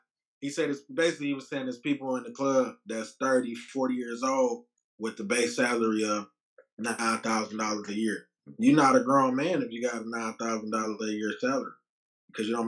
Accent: Detroit, Michigan, United States; I'm from Detroit

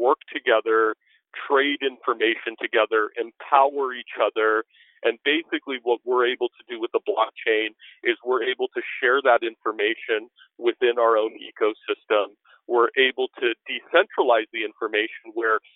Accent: Washington, District of Columbia, United States; I grew up in Washington, D.C.

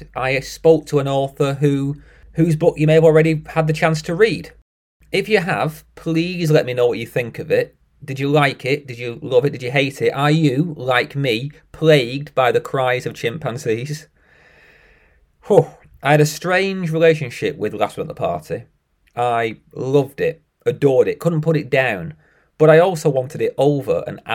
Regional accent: United Kingdom; I'm British

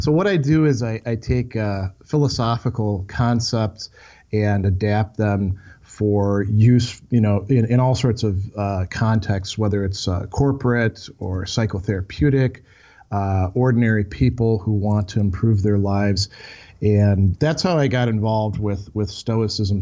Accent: Milwaukee, Wisconsin, United States; moved away as an adult; my hometown of Milwaukee, where I grew up a little bit outside of this area

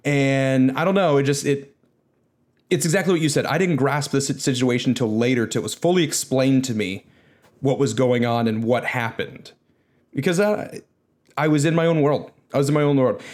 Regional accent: United States; as an American

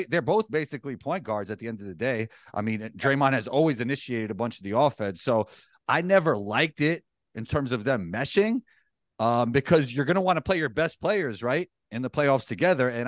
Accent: New York, United States; we're, we're from New York, man.

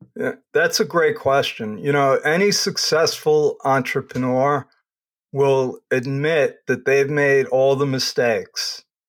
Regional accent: Long Island, New York, United States; also born or lived in Brooklyn; I grew up on Long Island

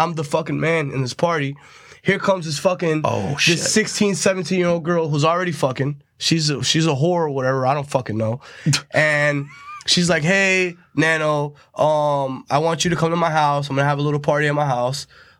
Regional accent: Tampa, Florida, United States; I grew up in Tampa.

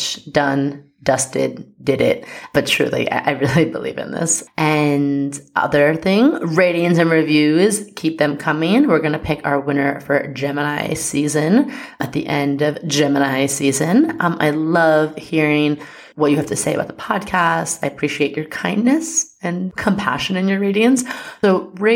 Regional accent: New York, United States; I am a New Yorker

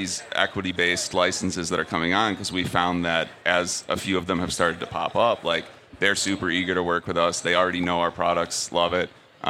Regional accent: Illinois, United States; I'm from Illinois too. We're all smart like this.

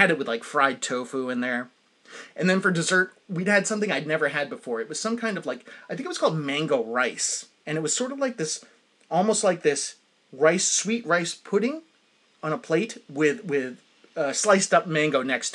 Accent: New Hampshire, United States; I'm from New Hampshire.

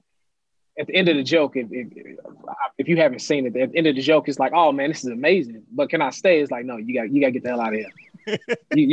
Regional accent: Chicago, Illinois, United States; I grew up in Logan Square and I still live in Logan Square.

